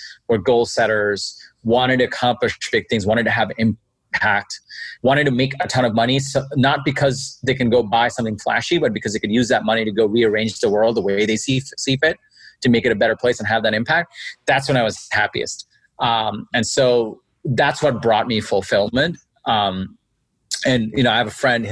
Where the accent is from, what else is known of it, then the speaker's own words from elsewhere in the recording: New York City, New York, United States; also born or lived in Bangladesh; So I was born in Bangladesh, and I grew up in Queens, New York. I moved here when I was 10.